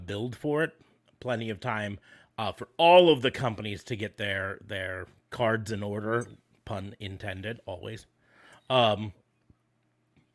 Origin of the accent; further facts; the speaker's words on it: United States; We're American.